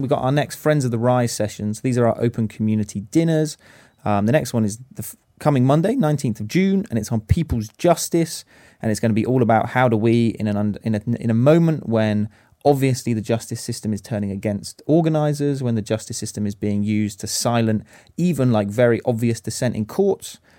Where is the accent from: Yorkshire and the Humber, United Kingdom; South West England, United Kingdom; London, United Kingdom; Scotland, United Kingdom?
South West England, United Kingdom; Stroud; I'm 29 these days, almost at the end of my youth career. Use he, him, and his. Uh, born and raised in Stroud.